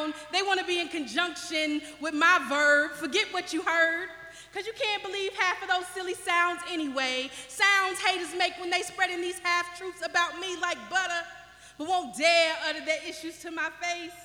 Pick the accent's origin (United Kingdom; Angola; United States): United States; Owensboro, Kentucky; I am from Owensboro, Kentucky.